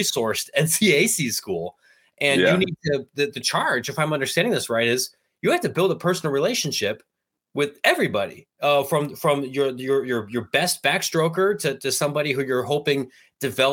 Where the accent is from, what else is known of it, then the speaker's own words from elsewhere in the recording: Granville, Ohio, United States; I'm from Granville